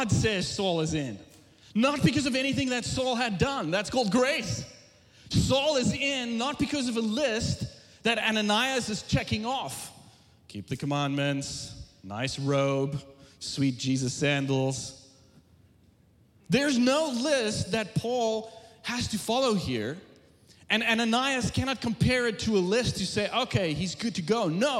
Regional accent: South Africa; moved away as an adult; now in United States; I was born and raised in South Africa, came to the U.S. in 2001

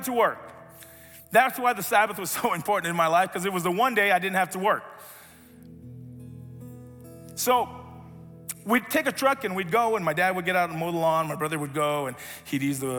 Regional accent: United States; I grew up here in the States when we moved out here.

